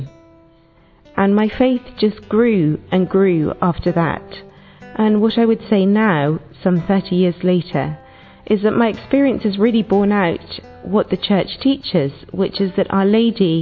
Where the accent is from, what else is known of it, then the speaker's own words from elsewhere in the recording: England, United Kingdom; I'm from England.